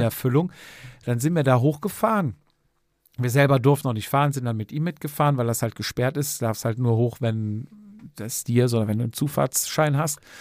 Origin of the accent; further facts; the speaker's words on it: near Cologne, North Rhine-Westphalia, Germany; hier aus der Nähe von Köln